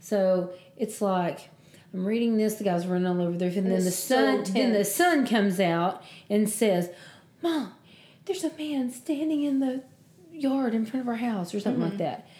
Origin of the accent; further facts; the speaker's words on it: Southern United States, United States; I'm not from the Deep South, but I am from Southern United States